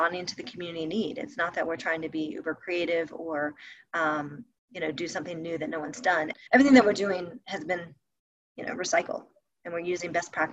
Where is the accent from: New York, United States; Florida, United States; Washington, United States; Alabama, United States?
Alabama, United States; moved away as an adult; now in Jackson Hole, United States; I'm originally from Alabama